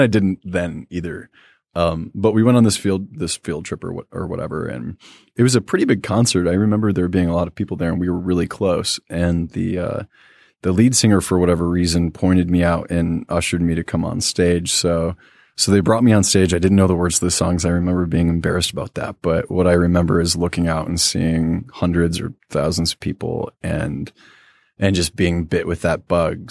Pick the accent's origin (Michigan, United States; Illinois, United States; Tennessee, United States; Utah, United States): Michigan, United States; Quincy; also born or lived in Warren, Michigan / Roseville, Michigan; We moved to Quincy, Michigan, which is a small town that's pretty close to Indiana